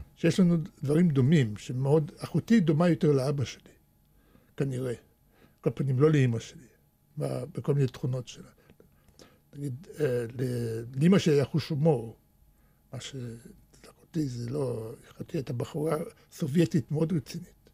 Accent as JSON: {"language": "Hebrew", "town": "Netanya", "region": "Central District", "country": "Israel", "tie": "born or raised there", "also_born_or_lived": "Soviet Russia / Wiesbaden, Germany / Moscow", "second_language": "Hebrew", "said": "כשהייתי ילד בשכונה בנתניה, אני הייתי הילד היחידי שהיה לו כדורגל אמיתי"}